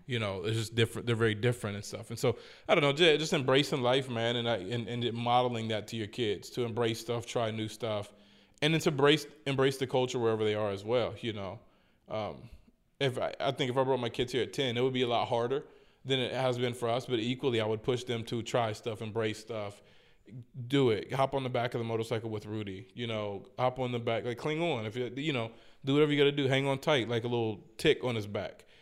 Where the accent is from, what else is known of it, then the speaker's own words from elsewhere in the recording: United States; moved away as an adult; I was raised in the States